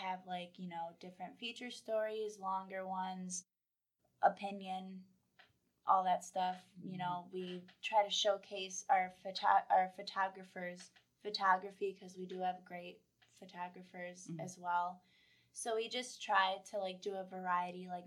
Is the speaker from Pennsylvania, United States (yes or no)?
no; Webster, New York, United States; growing up in Rochester